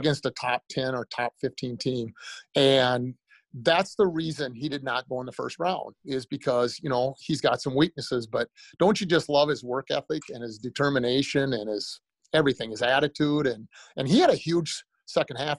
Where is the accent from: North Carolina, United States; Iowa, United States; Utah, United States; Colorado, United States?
Iowa, United States; Breda; moved away as an adult; also born or lived in South Dakota; now in Minnesota, United States; I was born and raised in a town called Breda, Iowa